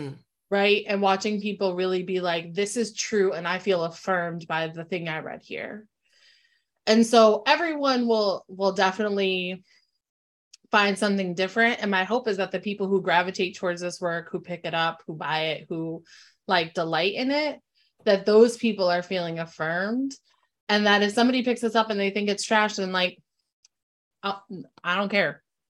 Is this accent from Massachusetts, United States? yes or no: no; New Britain, Connecticut, United States; We're from New Britain, so we came back up this way